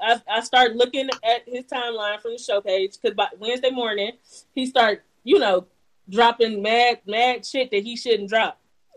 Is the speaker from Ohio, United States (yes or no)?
yes; Cleveland, Ohio, United States; I'm from the Midwest and I'm from Cleveland, I'm from Ohio